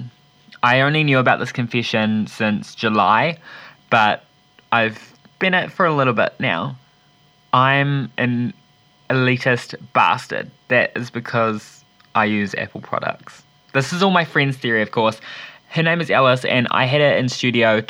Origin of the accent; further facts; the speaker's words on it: Wellington, New Zealand; I'm from Wellington